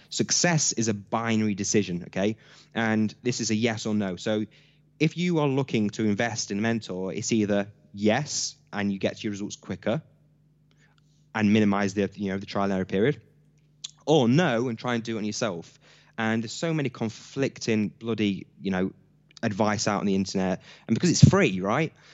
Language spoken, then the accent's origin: English; Hucknall, East Midlands, United Kingdom; I'm born and raised in Nottingham from a town, uh, called Hucknall